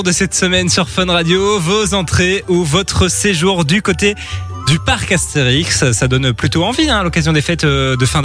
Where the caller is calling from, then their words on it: Gilly, Wallonia, Belgium; je suis de Gilly, dans la région de Charleroi.